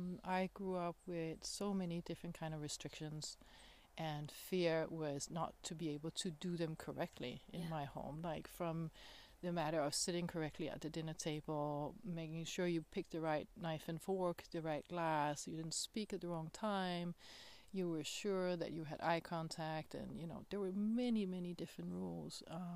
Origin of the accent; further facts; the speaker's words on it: Denmark; English is a second language; moved away; I came all the way from Denmark, and I had to detour and to a lot of places in the world to find a space where this form that I live, the being that I am, is acceptable